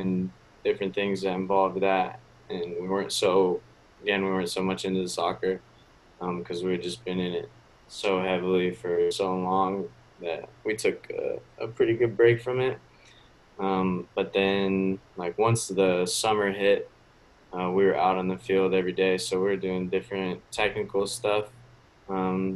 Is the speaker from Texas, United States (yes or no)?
no; Washington, United States; also born or lived in Minnesota; now in Fort Myers, United States; I'm originally from Washington State, but my parents live in Minnesota now